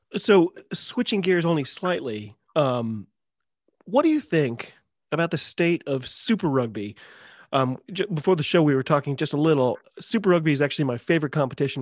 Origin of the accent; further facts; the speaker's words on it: United States; I'm an American